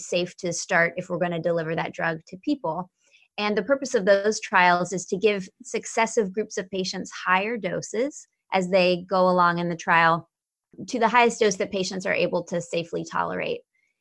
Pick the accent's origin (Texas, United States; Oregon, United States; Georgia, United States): Georgia, United States; Atlanta; now in Maryland, United States; I'm originally from Atlanta, Georgia, and have been in Maryland now for about 25 years